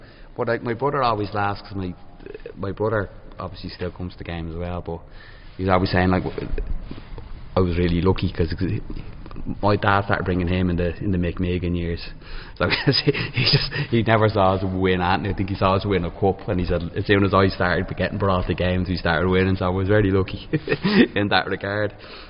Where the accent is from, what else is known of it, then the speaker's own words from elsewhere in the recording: Ireland; No, I'm from Moreno. My dad's from Crumlin.